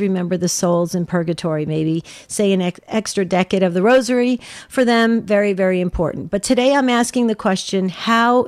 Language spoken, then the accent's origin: English; New Jersey, United States; I grew up with in New Jersey